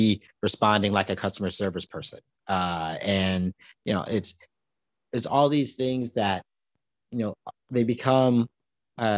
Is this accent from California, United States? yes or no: yes; Palmdale, California, United States; now in Los Angeles, United States; my hometown is Palmdale, California, it's up north